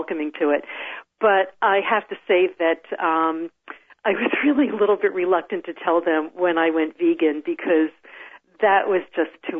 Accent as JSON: {"language": "English", "region": "New Jersey", "country": "United States", "tie": "born or raised there", "also_born_or_lived": "Washington, D.C. area", "moved": "as an adult", "lives_now": "Pacific Northwest, United States", "said": "I grew up in New Jersey."}